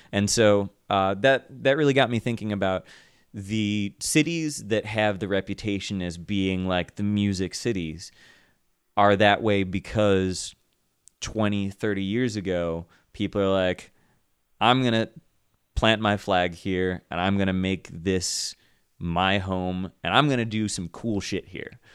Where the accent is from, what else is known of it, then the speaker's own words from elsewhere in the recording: Kent, Ohio, United States; moved away as an adult; also born or lived in Asheville, North Carolina / Summit County, Ohio; now in Cleveland, United States; I grew up in Kent, went to school there